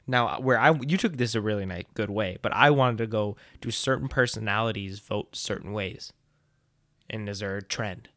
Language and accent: English; United States